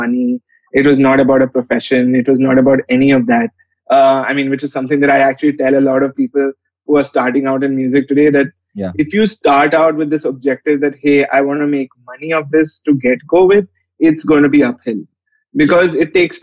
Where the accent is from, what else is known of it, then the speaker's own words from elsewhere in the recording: Delhi, India; I've lived in Delhi since the age of six and went to college in Delhi as well.